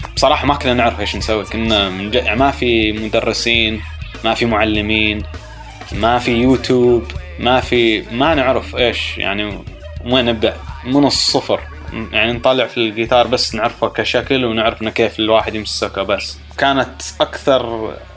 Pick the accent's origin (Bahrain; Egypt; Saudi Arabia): Saudi Arabia; moved away; also born or lived in United States; ما كنت اشوفها في السعوديه